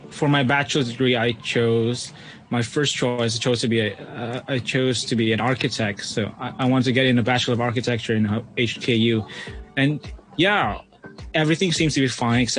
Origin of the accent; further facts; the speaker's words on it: Philippines; now in Hong Kong; I'm from the Philippines.